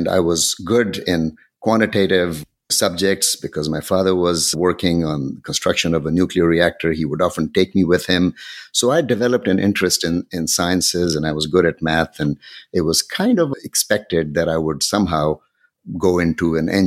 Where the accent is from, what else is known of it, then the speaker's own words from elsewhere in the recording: Pakistan; moved away as an adult; also born or lived in Ankara, Turkey / Cincinnati, Ohio, United States / Bangladesh; now in Washington, D.C., United States; I grew up in Pakistan. I finished high school there